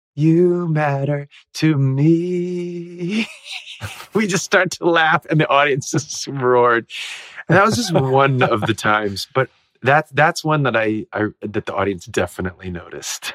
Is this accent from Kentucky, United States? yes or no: no; Ohio, United States; I grew up in Ohio